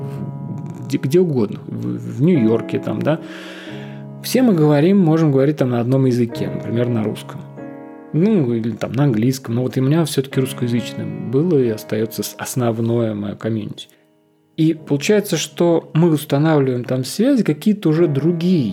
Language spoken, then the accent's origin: Russian; Russia; moved away as an adult; also born or lived in Moscow / Piran, Slovenia; now in Ljubljana, Slovenia; Будучи россиянином, который переехал в Словению, живущим в маленьком городке